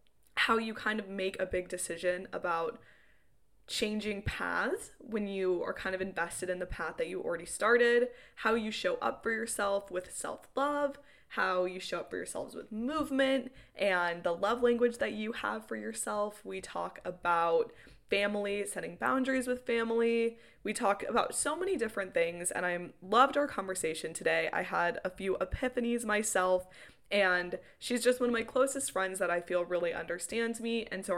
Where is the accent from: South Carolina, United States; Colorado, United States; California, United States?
Colorado, United States; Well, from Colorado. Kiera and I are both from Colorado.